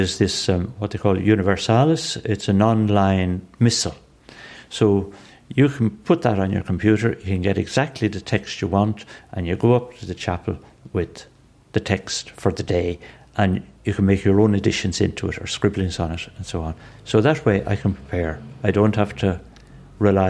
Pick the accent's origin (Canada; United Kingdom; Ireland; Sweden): Ireland; Dublin, Leinster; I grew up in Renla.